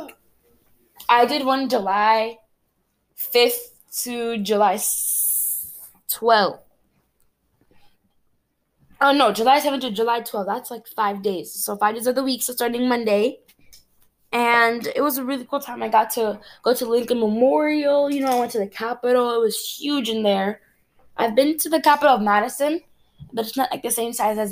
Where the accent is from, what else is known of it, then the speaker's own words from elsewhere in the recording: Cameroon; moved away; Cameroon, I'm from Cameroon in Africa